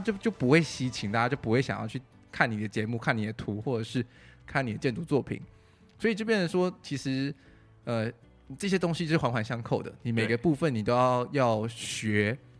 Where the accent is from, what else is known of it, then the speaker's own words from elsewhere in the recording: Taichung, Taiwan; moved away; 我回台中， 因为我是台中人